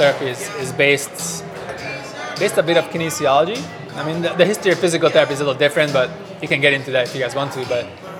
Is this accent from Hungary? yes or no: yes; Hungary; I'm from Hungary